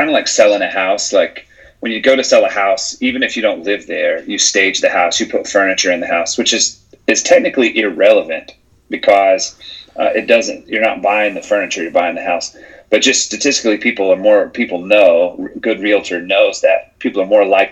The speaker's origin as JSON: {"language": "English", "town": "Charlotte", "region": "North Carolina", "country": "United States", "tie": "born or raised there", "said": "my hometown"}